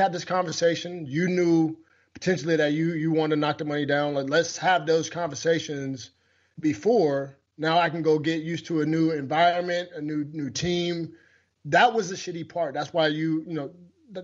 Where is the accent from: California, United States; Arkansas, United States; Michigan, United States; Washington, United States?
Washington, United States; moved away; my home state of Washington